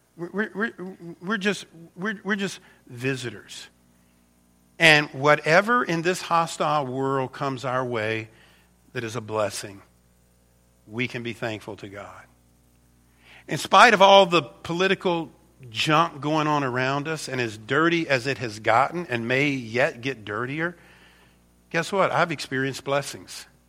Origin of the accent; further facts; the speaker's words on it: United States; I'm an American